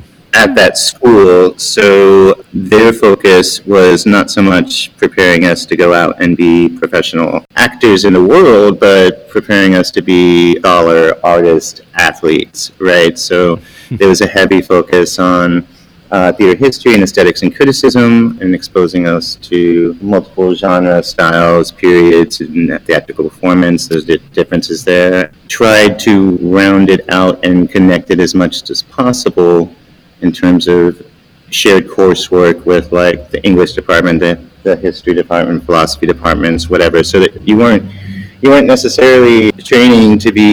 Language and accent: English; Pensacola, Florida, United States; My father was in the military, so I grew up in Pensacola, Florida, mostly. That was our favorite duty station.